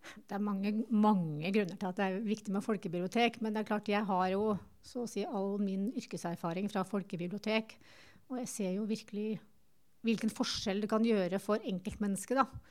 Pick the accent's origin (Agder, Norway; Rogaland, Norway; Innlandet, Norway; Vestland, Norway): Innlandet, Norway; Tynset; moved away as an adult; now in Lillehammer, Norway; jeg kommer jo fra Tynset